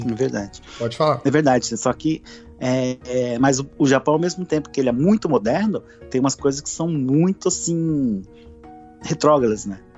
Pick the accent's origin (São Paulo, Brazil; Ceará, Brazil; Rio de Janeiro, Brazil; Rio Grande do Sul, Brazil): São Paulo, Brazil; Santo André; Santo André, São Paulo.